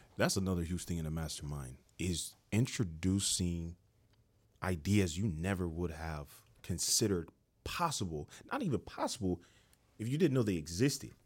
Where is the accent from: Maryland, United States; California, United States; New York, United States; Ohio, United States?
Ohio, United States; Dayton; moved away as an adult; also born or lived in Cincinnati, Ohio; now in Atlanta, United States; I grew up in Ohio. uh, Dayton, Ohio.